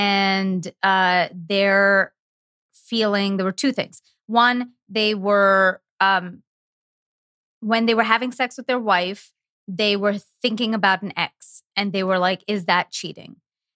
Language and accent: English; India; I'm Indian. I should not be discussing any of this according to my culture